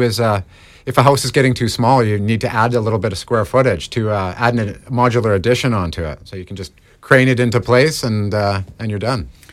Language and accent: English; Mission, British Columbia, Canada; Born and raised in Mission